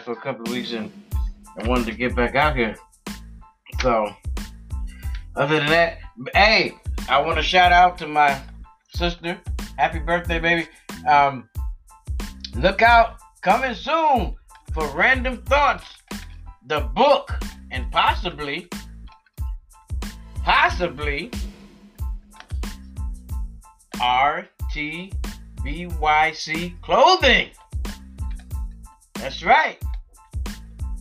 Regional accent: United States; I'm American, but I'm black. My parents was born here. I was born here.

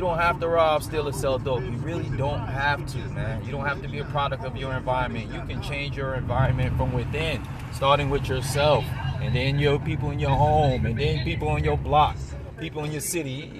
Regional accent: New York City, New York, United States; moved away as an adult; also born or lived in Miami, Florida / South Florida; now in Valrico, United States; I was born and raised in New York

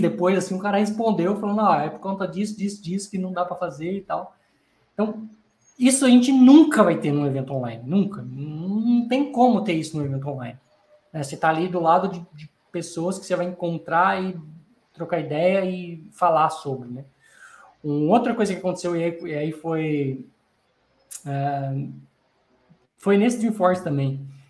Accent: Brazil; sou do Brasil

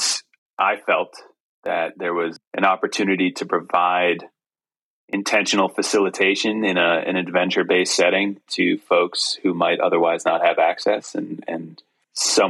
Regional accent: New England, United States; now in Western North Carolina, United States; I grew up in New England

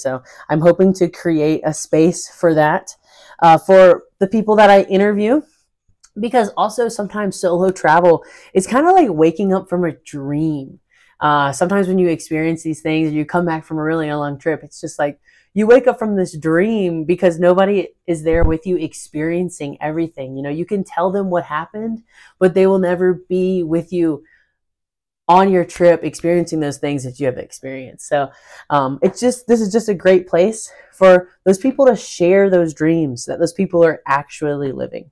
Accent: North Carolina, United States; I am originally from North Carolina in the United States

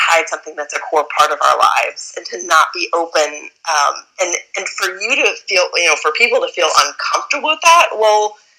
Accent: Midwest, United States; growing up in the Midwest

